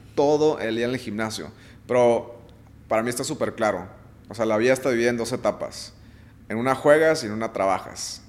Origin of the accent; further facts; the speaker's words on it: Mexico; yo como atleta mexicano